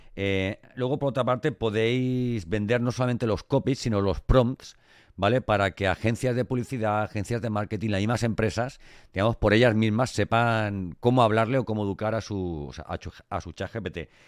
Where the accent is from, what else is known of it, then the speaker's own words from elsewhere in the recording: Elche, Valencian Community, Spain; yo soy de Elche del Cante. Y, los valencianos tenemos eso en la voz.